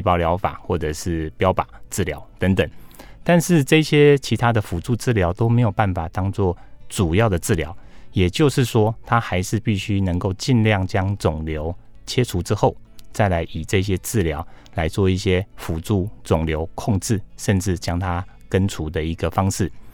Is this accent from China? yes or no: no; Taiwan; 我们台湾人口没那么多